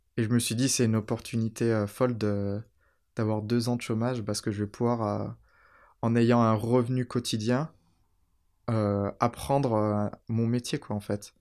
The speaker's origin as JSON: {"language": "French", "town": "Saint-Chamond", "region": "Auvergne-Rhône-Alpes", "country": "France", "tie": "born or raised there", "also_born_or_lived": "Tromsø, Norway / Oslo, Norway / London, United Kingdom", "said": "J'ai grandi à Saint-Chamond."}